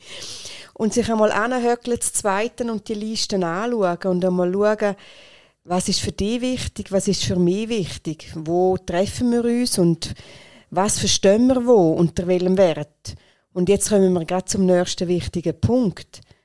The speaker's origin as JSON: {"language": "German", "region": "Rheintal", "country": "Switzerland", "said": "bei uns in der Schweiz oder nur schon da in der Region im Rheintal, haben wir Werte, die ganz typisch sind für uns"}